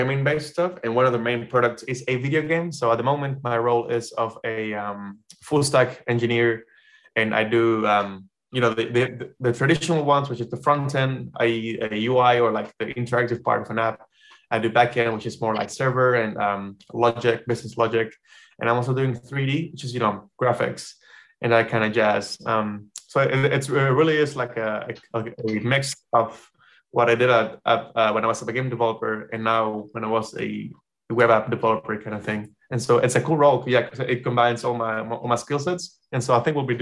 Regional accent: Panama; moved away as an adult; now in New Zealand; I will be working from my house, my hometown.

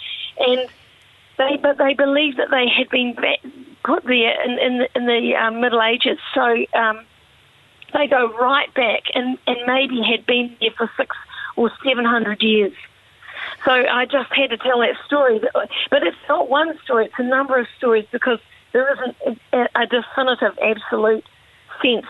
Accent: New Zealand; growing up in New Zealand

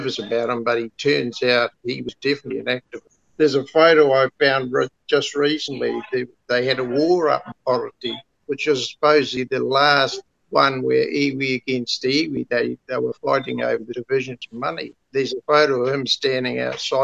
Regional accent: London, United Kingdom; now in Kawakawa Bay, New Zealand; I was born in London

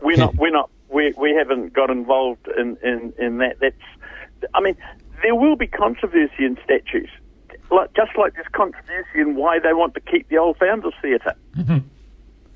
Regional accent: Whanganui, Manawatū-Whanganui, New Zealand; now in Hamilton, New Zealand; my old hometown's Whanganui

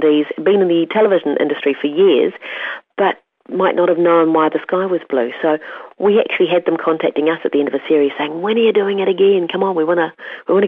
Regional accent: the Far North, Northland, New Zealand; As a child, growing up in Kaikoura in the far north, we had a creek

